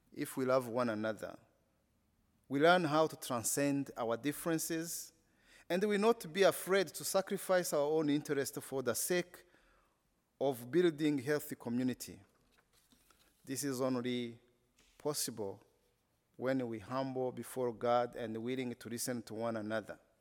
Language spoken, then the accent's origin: English; Rwanda; English is a second language; I come from Rwanda, a country that has been only known because of the genocide